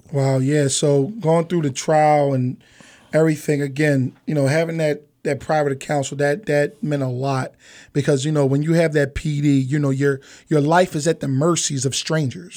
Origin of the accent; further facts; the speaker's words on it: Philadelphia, Pennsylvania, United States; I'm from Philadelphia, Pennsylvania.